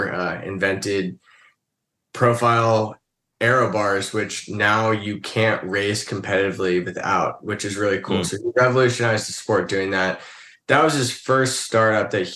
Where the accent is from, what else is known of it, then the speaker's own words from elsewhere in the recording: Vermont, United States; moved away; when my dad left Burton Snowboards, which was when I grew up in Vermont for 9 years